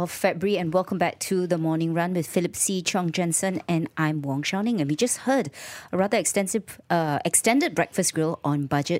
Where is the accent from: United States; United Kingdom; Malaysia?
Malaysia; As a Malaysian citizen, I'm proud to pay taxes.